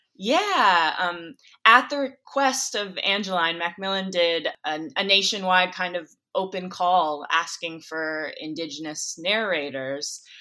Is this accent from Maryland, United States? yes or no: no; Minnesota, United States; I'm not from Michigan, I'm from Minnesota, but I'm from the Midwest